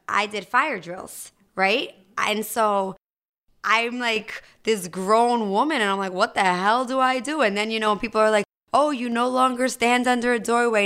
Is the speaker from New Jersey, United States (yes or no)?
yes; New Jersey, United States; moved away; I'm originally from New Jersey